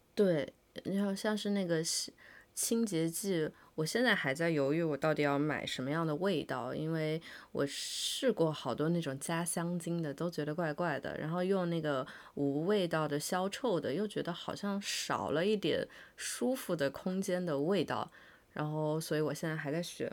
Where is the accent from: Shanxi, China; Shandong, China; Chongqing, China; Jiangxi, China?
Chongqing, China; rural; 我小时候住在那个重庆的农村里